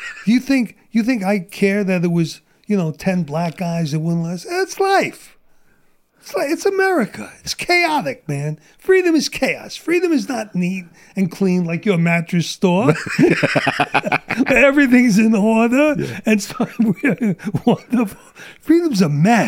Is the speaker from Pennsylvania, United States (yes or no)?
no; New York City, New York, United States; moved away as an adult; also born or lived in Sumter, South Carolina; now in San Diego, United States; Where I grew up in Brooklyn, we had black gangs